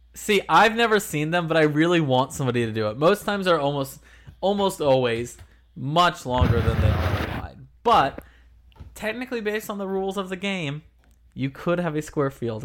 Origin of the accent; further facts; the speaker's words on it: Philadelphia, Pennsylvania, United States; I'm from Philadelphia